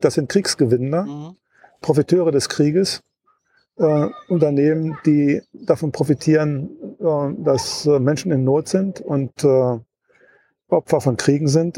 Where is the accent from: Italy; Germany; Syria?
Germany; Wolfsburg, Lower Saxony; Ich komme aus Wolfsburg